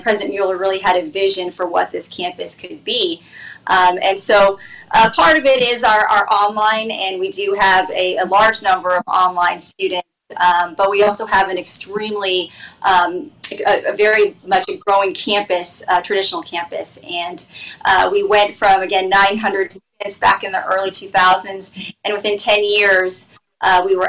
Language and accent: English; Phoenix, Arizona, United States; moved away; I'm originally from Phoenix